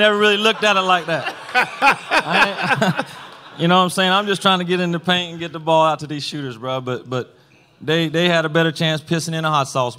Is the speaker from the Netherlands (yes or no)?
no; Bell, Florida, United States; I'm from Bell, little old town, and I go to Gainesville. Gainesville's not much bigger than Bell, but it's a little bit bigger, and it's the first time I've been away from home